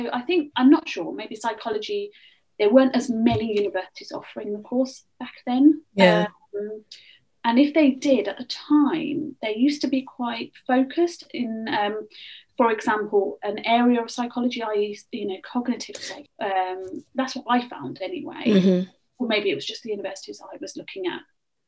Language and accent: English; England, United Kingdom; So I said, I am from the Midlands, and originally I wanted to go to Birmingham.